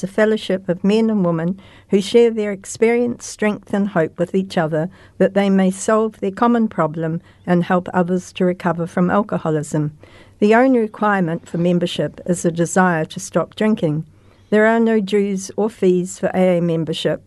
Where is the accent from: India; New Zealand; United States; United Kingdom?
New Zealand; Christchurch, Canterbury; Christchurch all my life, except for working.